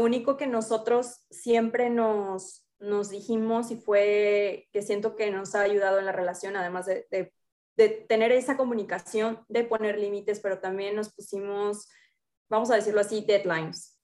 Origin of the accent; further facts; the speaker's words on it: Altamira, Tamaulipas, Mexico; moved away as an adult; also born or lived in Michoacán; now in Dubai, United Arab Emirates; vengo de una ciudad muy pequeña, de un pueblito en, el norte de México, soy de Altamira, Tamaulipas, pero actualmente me encuentro trabajando y viviendo en Dubái